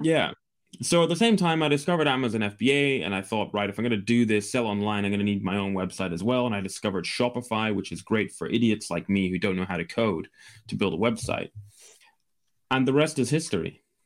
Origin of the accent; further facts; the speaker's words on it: Scotland, United Kingdom; I'm from the U K. I'm from Scotland in the U K